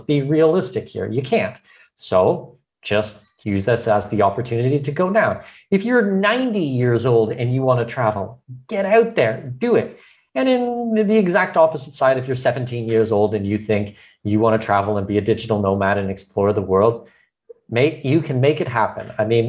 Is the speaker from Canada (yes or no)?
yes; Canada; now in Panama; I mean, I'm Canadian with Danish heritage.